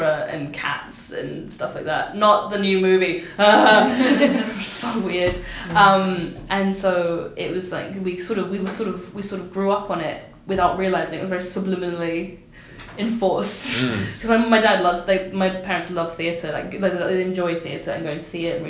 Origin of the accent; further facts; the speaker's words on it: London, United Kingdom; I'm from London